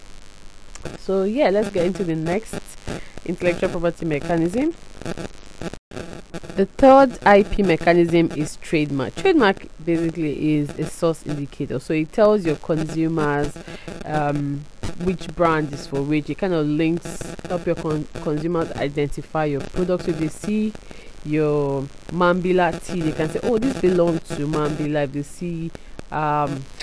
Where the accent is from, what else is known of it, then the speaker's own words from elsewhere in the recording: Port Harcourt, Rivers State, Nigeria; I'm from Elelewa.